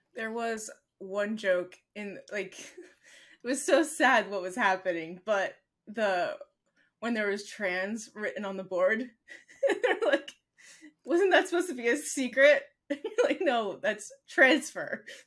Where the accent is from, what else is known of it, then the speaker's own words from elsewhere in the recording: United States; I'm American